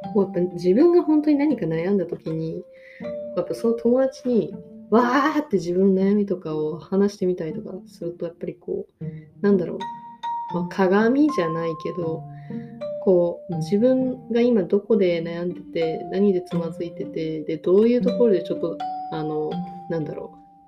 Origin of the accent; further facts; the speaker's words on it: Tokyo, Japan; now in Osaka, Japan; 私も元々出身東京なんですけど、で、今大阪に住んでるんですけど